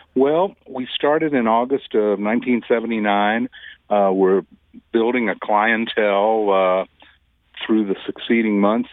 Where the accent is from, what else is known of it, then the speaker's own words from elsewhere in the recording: Deep South, United States; now in St. Louis, United States; I was from the Deep South.